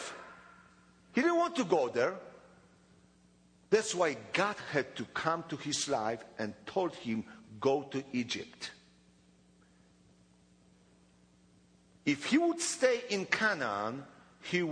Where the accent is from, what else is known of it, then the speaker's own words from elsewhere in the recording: Poland; English is a second language; I was born in Poland, 28th of December, 1961, in Poland.